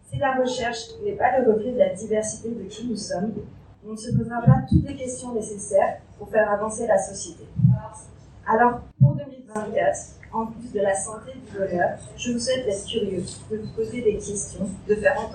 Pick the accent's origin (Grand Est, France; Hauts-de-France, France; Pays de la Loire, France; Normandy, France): Hauts-de-France, France; Picardy; je suis picarde.